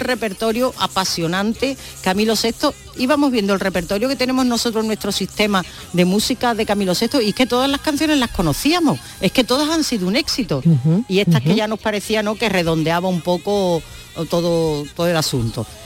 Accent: Andalusia, Spain

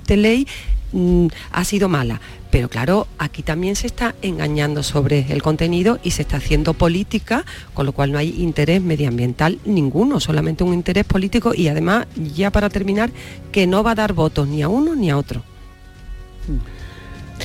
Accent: Andalusia, Spain; todos los que somos andaluces

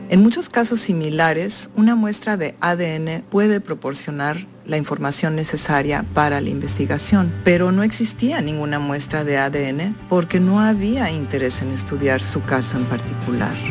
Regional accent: Mexico; also born or lived in New York / Mexico City; Soy una artista transdisciplinar mexicana. Radico y trabajo en Nueva York y la Ciudad de México.

